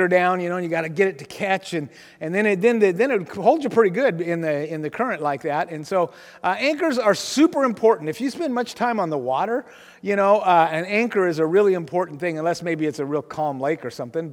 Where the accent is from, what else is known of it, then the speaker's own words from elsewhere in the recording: Aberdeen, Washington, United States; also born or lived in Kansas City; I grew up in Grace Harbor